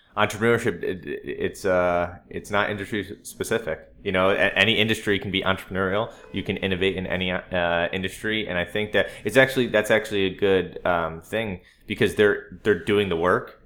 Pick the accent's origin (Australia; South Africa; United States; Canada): United States; Durham, Connecticut; I am a native of Connecticut. I'm from Durham, Connecticut.